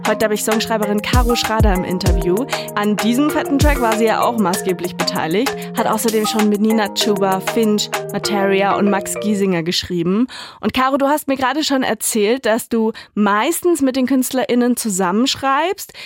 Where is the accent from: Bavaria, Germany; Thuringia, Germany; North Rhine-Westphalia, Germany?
Thuringia, Germany; Erfurt; meine Heimat Erfurt